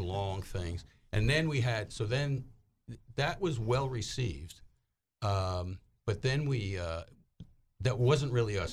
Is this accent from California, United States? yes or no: no; New York, United States; moved away as an adult; also born or lived in Little Rock, Arkansas; I go back to New York